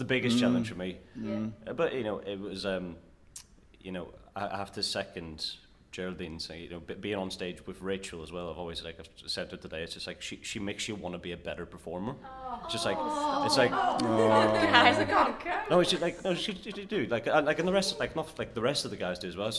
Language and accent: English; Ireland; accent: Irish; my Irish accent. I've like been able to retain that accent